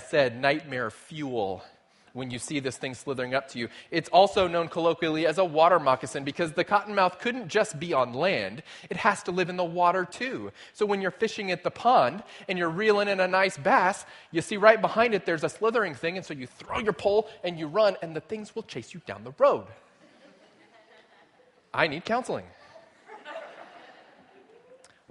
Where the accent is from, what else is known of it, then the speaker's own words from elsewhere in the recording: South Texas, United States; moved away; my grandparents had a farm when I was growing up in South Texas